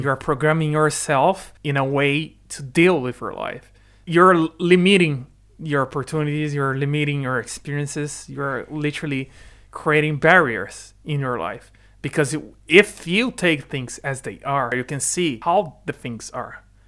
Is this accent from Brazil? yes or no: yes; Brazil; first language Portuguese; English is a second language; moved away as an adult; also born or lived in Ireland; now in United Kingdom; my family immigrated to the Brazil, to Brazil